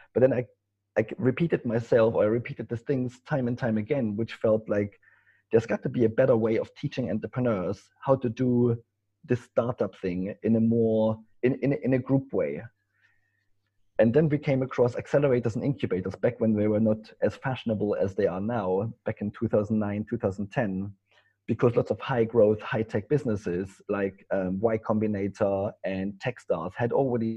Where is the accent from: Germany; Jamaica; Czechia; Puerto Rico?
Germany; East Germany; English is a second language; moved away; as you can maybe tell from my accent, I'm not English. I come from Germany, from East Germany.